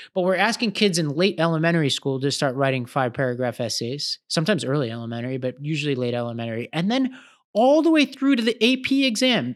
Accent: New York City, New York, United States; I grew up in Staten Island, New York

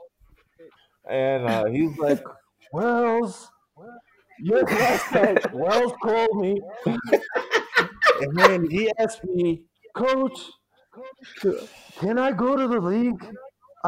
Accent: Büyükçekmece, Istanbul, Turkey; moved away; also born or lived in West Virginia, United States; it's my hometown also.

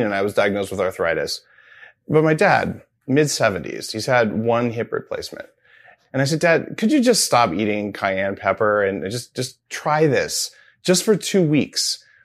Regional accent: New Mexico, United States; I grew up in New Mexico

